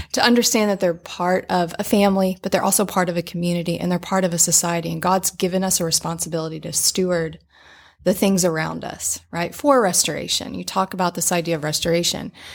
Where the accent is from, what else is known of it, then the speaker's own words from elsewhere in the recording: Little Rock, Arkansas, United States; moved away as an adult; We both grew up in Little Rock.